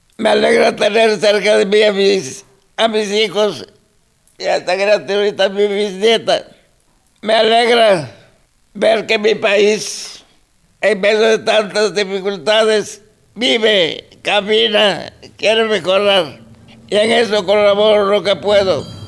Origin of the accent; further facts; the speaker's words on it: Mexico; Spanish is a second language; soy mexicano